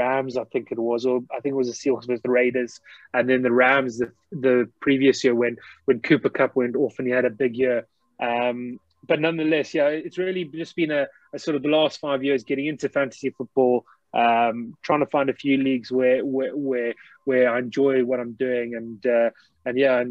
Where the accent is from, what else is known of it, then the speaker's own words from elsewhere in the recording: South Africa; accent: South African; also born or lived in England; I've actually got a bit of a South African twang. So I was born in England, actually in the United Kingdom, but grew up in South Africa. So I did all my schooling